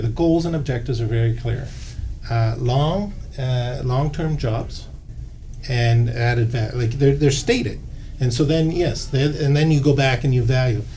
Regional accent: Nova Scotia, Canada; moved away; I'm from Nova Scotia

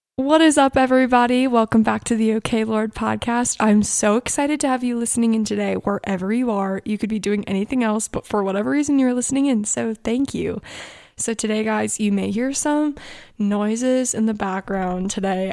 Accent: Annapolis, Maryland, United States; we're from Annapolis

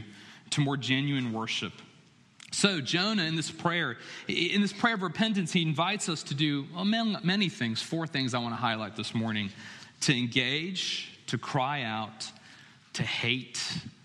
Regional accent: Chapel Hill, North Carolina, United States; moved away as an adult; it was my hometown. It was where I was born and raised.

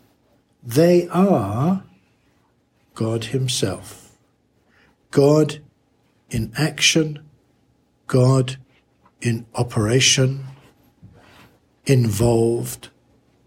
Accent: London, United Kingdom; growing up in London and with my fellow pupils at school

